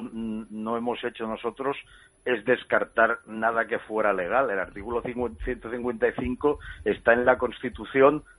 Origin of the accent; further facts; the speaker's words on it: Catalonia, Spain; a los catalanes nos duele especialmente porque lo vivimos